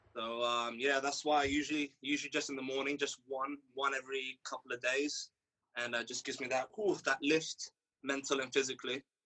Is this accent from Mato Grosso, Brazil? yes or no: no; Rio de Janeiro, Brazil; now in England; born and raised in Rio de Janeiro